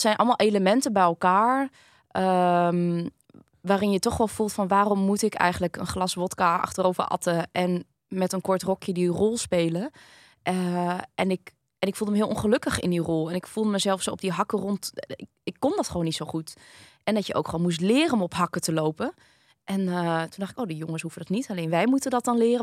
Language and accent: Dutch; Groningen, Netherlands; ben ik hier geboren in Groningen. Mijn mhm. ouders komen dus allebei uit Vietnam.